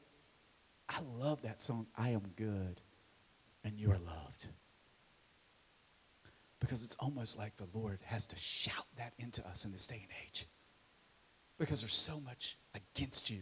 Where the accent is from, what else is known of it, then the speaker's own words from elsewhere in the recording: Marion, Virginia, United States; my hometown of Marion, Virginia